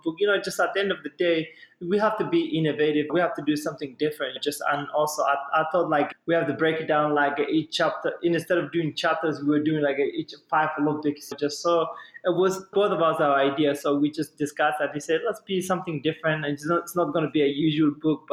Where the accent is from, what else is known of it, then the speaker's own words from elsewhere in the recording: Somalia; now in United States; I'm from Somalia